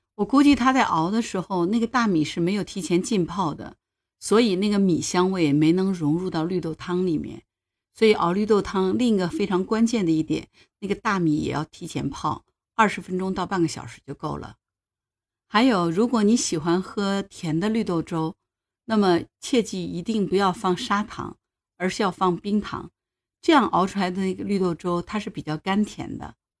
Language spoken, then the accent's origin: Chinese; Hangzhou, Zhejiang, China; 我是杭州人 我们小时候早上起来喝粥，吃片儿川，就是我们本地的一种面条了